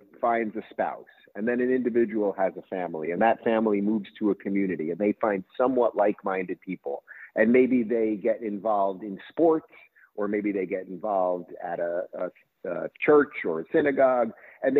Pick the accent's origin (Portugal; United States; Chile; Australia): United States; Long Island, New York; also born or lived in Brooklyn, New York / Manhattan, New York; I grew up in Long Island.